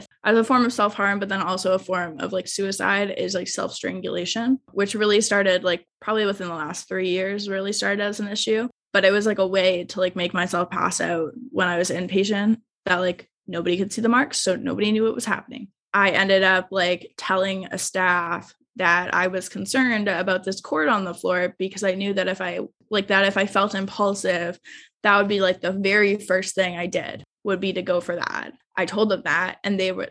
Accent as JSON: {"language": "English", "region": "Ontario", "country": "Canada", "tie": "born or raised there", "lives_now": "Toronto, Canada", "said": "my hometown in Ontario"}